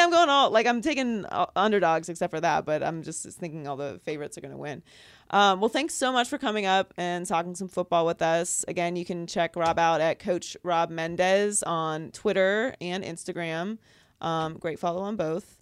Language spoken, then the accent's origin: English; Pittsburgh, Pennsylvania, United States; I'm from Pittsburgh